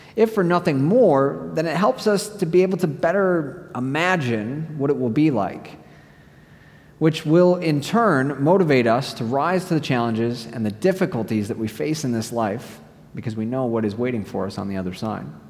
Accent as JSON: {"language": "English", "country": "United States", "moved": "yes"}